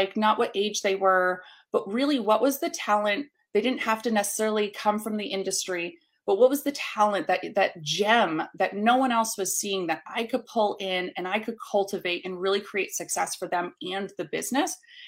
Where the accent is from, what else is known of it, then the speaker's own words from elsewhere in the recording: New York City, New York, United States; now in Atlanta, United States; So I started in New York City. So I was originally from the North. I've since moved down south in 2010 to the Atlanta market.